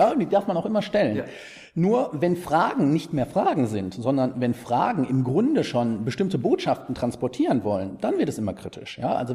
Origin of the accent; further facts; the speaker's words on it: East Germany, Germany; Es gibt, ich bin Ossi.